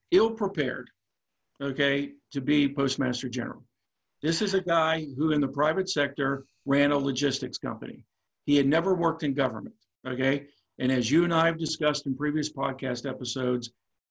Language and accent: English; DuBois, Pennsylvania, United States; Du Bois, Pennsylvania, my hometown, which is in the middle of rural PA